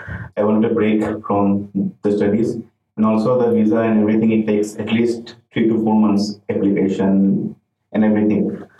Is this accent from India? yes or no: yes; India; moved away as an adult; now in Newcastle upon Tyne, United Kingdom; I'm from India